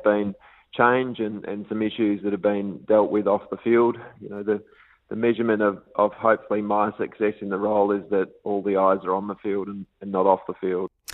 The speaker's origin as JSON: {"language": "English", "area": "WA", "region": "Western Australia", "country": "Australia", "said": "my home state in WA"}